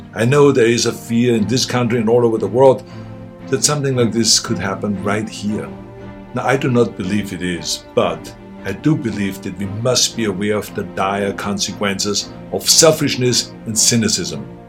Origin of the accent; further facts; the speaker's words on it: Austria; moved away as an adult; now in United States; I grew up in Austria